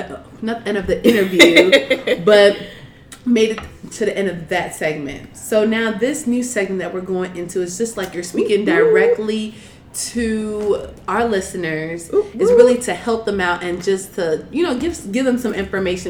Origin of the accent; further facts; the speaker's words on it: Nigeria; Because my mom, well, I'm from Nigeria. My parents were born there.